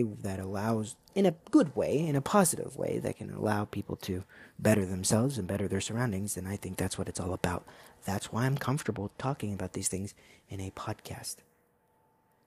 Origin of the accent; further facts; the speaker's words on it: United States; being an American